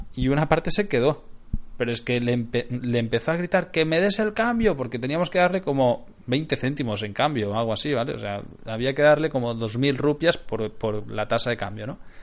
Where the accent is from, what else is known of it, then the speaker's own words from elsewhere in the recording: Barcelona, Catalonia, Spain; moved away; De Barcelona